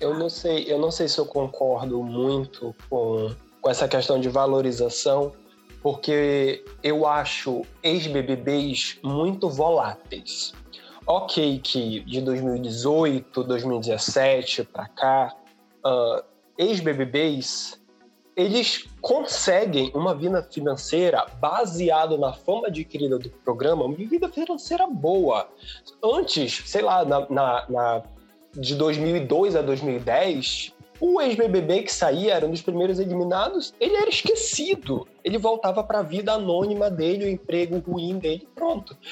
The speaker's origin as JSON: {"language": "Portuguese", "region": "Pará", "country": "Brazil", "said": "eu sou do Pará"}